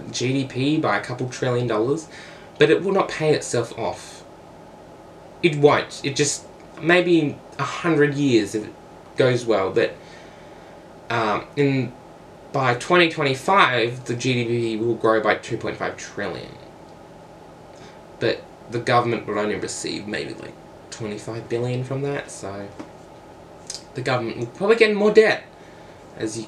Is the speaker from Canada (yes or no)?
no; Australia; I'm not American, I'm Australian